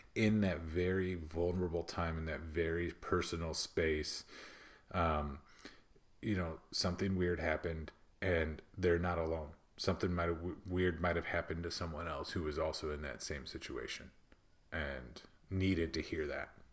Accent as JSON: {"language": "English", "region": "Midwest", "country": "United States", "accent": "Midwest", "said": "my Midwest accent just came out, like, super thick right there"}